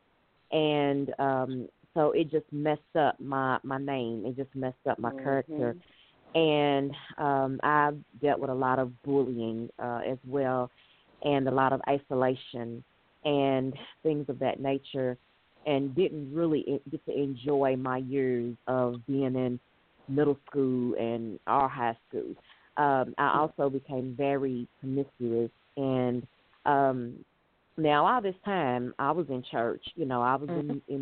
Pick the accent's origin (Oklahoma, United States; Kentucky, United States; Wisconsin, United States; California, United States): Kentucky, United States; Louisville; I was born and raised in Louisville, Kentucky